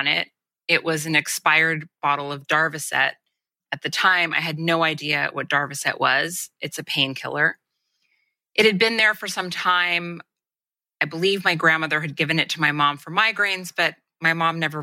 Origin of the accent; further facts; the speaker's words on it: Los Angeles, California, United States; I grew up in Los Angeles